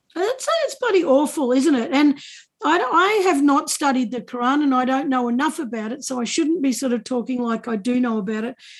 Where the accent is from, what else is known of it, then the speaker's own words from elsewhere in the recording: Australia; being Australian